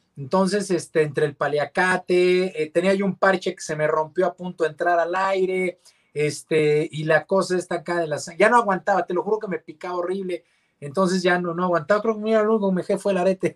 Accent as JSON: {"language": "Spanish", "country": "Mexico", "said": "como mexicanos"}